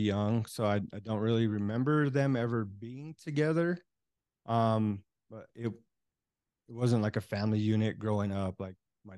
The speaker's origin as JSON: {"language": "English", "town": "Denver", "region": "Colorado", "country": "United States", "tie": "born or raised there", "said": "I grew up in North Denver"}